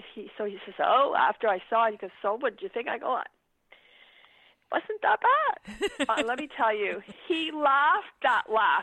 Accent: Laval, Quebec, Canada; also born or lived in Montreal; I was born in a place called Laval, Quebec. And I went to, I went to school. I went to theater school in Montreal. I'm actually really, at the end of the day, a Montrealer.

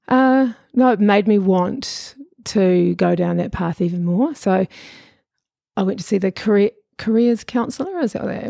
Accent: Auckland, New Zealand; also born or lived in Lower Hutt / Pukekohe / Muriwai Beach; I'm a shore kid

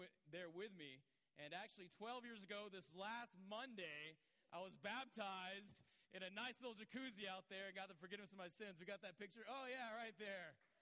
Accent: Georgia, United States; moved away; also born or lived in Los Angeles; I grew up around churches in Georgia.

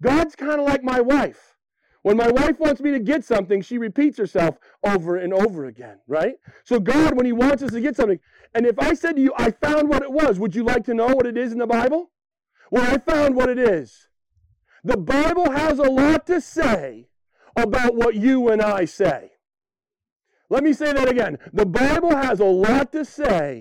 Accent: Western Maine, United States; born and raised in Western Maine like me

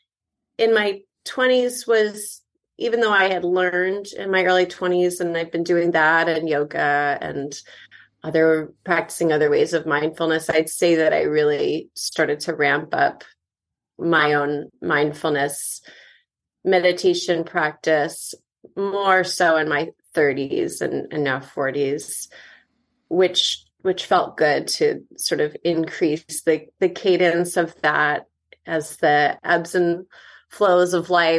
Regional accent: Connecticut, United States; moved away as an adult; also born or lived in Ithaca / New York City; now in Los Angeles, United States; I was born and raised in Connecticut

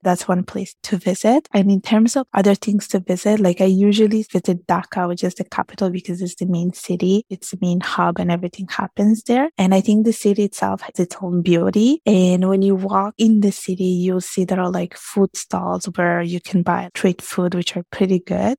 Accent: Italy; I was born and raised in Italy.

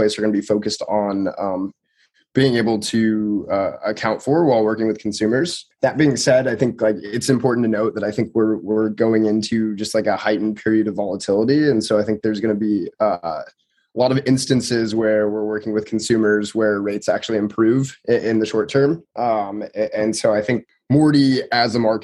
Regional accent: Truckee, California, United States; moved away; also born or lived in Reno, Nevada / Berkeley, California; I'm originally from Truckee, California, so I spent a lot of time in Reno growing up

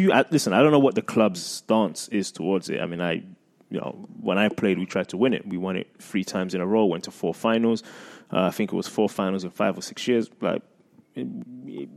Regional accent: London, United Kingdom; moved away; I grew up in London, in England, with the FA Cup

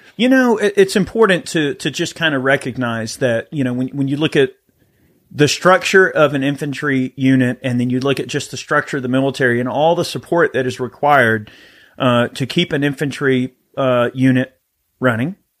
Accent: the South, United States; I grew up in the South. I grew up, you know, in the outdoors, hunting, fishing

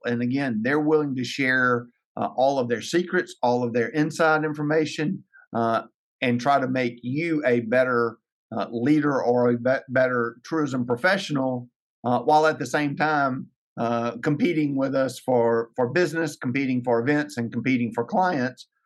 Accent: Ruston, Louisiana, United States; now in Lake Charles, United States; be the CEO at Experience Ruston for my hometown

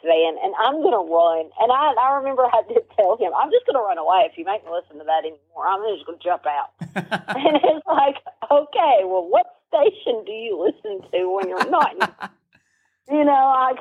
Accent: Pocahontas, Arkansas, United States; also born or lived in Walnut Ridge, Arkansas; I was born in Pocahontas. I was born in Randolph County. I was living in Walnut Ridge at the time that I got sent there

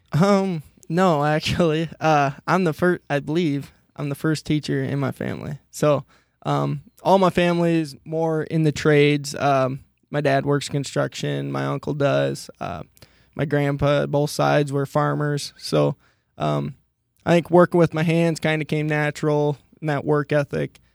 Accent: Monticello, Iowa, United States; originally, I'm from Monticello, Iowa, which is about an hour and a half east of here

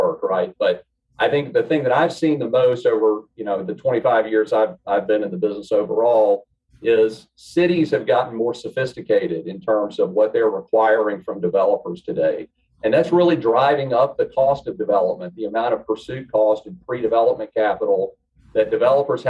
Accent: the South, Southern United States, United States; accent: Southern; moved away as an adult; now in Southern California, United States; You can tell by my accent, I'm a native Southerner.

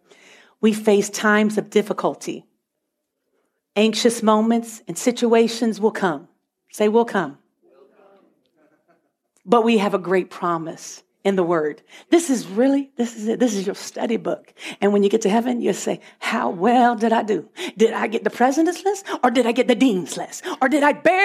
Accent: Virginia, United States; moved away as an adult; now in Canada; I've always been in Virginia my whole life. I was born in Virginia, and I lived in Virginia

